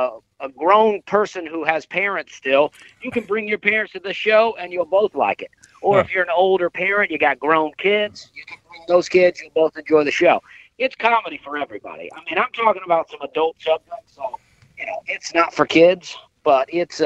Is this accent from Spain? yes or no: no; Alabama, United States; moved away; also born or lived in Knoxville, Tennessee; I grew up in Alabama, I lived in Knoxville, Tennessee